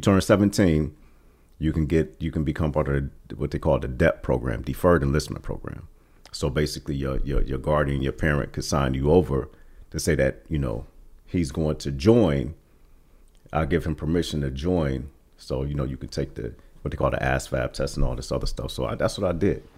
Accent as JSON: {"language": "English", "town": "East Cleveland", "region": "Ohio", "country": "United States", "tie": "born or raised there", "said": "we came to East Cleveland probably in the, uh, late seventies."}